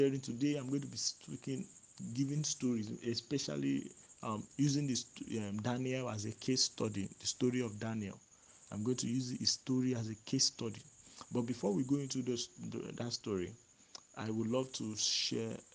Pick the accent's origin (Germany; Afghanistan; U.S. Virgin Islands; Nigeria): Nigeria; being born a Nigerian